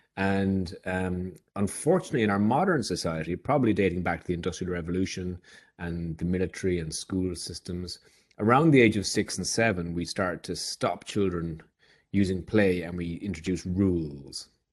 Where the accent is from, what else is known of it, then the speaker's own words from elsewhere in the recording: Ireland; as an Irishman